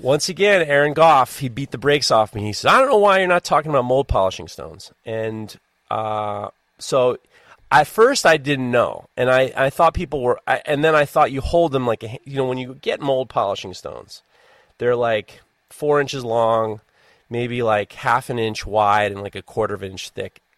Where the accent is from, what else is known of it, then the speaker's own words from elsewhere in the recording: New York, United States; I'm from New York